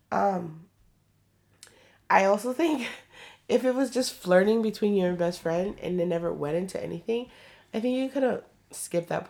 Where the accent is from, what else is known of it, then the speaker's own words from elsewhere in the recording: Atlanta, Georgia, United States; By the way, I'm from Atlanta and I'm 27 years